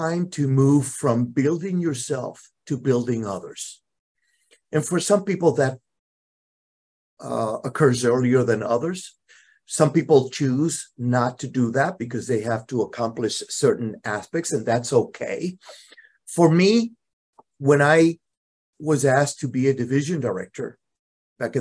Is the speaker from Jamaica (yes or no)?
no; Puerto Rico; moved away as an adult; I'm originally from Puerto Rico. I left Puerto Rico close to 40 years ago